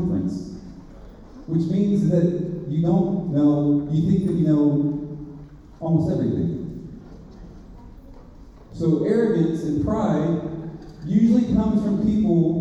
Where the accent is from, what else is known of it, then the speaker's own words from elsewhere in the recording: Beeville, Texas, United States; I was born in Beeville